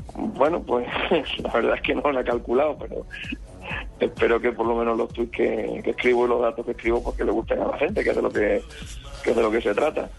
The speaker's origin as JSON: {"language": "Spanish", "town": "Badajoz", "region": "Extremadura", "country": "Spain", "tie": "born or raised there", "moved": "yes", "lives_now": "Madrid, Spain", "said": "ahora estoy en Badajoz, que es mi ciudad natal, es una ciudad de Extremadura"}